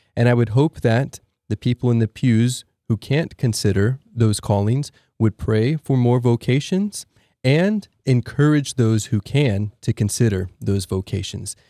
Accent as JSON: {"language": "English", "town": "Allen", "region": "Texas", "country": "United States", "tie": "born or raised there", "lives_now": "Austin, United States", "said": "I grew up in Allen, Texas"}